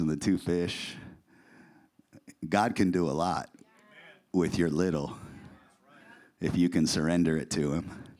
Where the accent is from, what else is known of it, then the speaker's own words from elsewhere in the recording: Puyallup, Washington, United States; moved away as an adult; also born or lived in San Diego, California; now in Boise, United States; we're originally from the Northwest, from a little town called Puyallup, Washington.